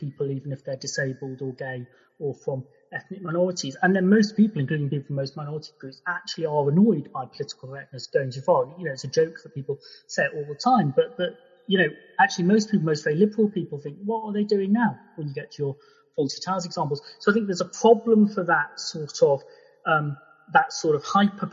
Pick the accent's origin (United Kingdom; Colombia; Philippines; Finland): United Kingdom; England; I was born in England, so I feel English.